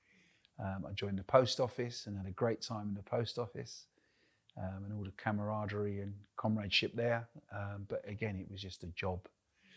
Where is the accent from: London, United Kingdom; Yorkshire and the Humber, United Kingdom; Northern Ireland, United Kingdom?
London, United Kingdom; moved away as an adult; now in North East England, United Kingdom; Born and bred in the East End of London